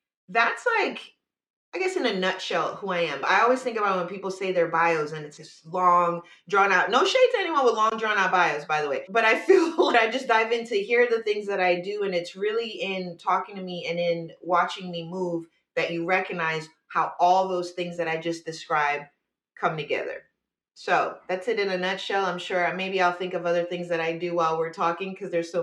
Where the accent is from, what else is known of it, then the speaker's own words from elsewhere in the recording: New York, United States; now in California, United States; I'm originally from New York